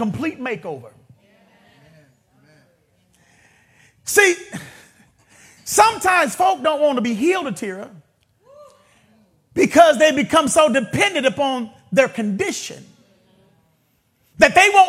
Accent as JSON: {"language": "English", "town": "Vallejo", "region": "California", "country": "United States", "tie": "born or raised there", "said": "I grew up in a neighborhood. Some of you may be familiar with the Country Club Crest, Triple C's. I grew up right there in the Crest"}